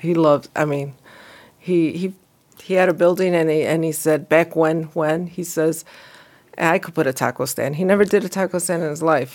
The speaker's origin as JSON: {"language": "English", "town": "Bolingbrook", "region": "Illinois", "country": "United States", "tie": "born or raised there", "also_born_or_lived": "Romeoville", "said": "I grew up in Bolingbroke, and then I actually was the first ones that were shipped to Romeo for high school."}